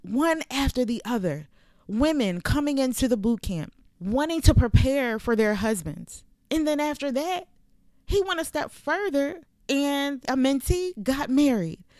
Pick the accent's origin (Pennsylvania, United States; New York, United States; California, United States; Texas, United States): Pennsylvania, United States; Philadelphia; moved away as an adult; now in Virginia, United States; I'm from the city. I'm from Philadelphia. So this was a change for me when I came here in two thousand and fourteen